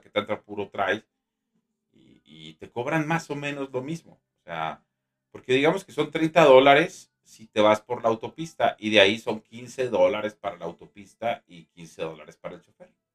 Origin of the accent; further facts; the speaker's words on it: Mexico; soy mexicano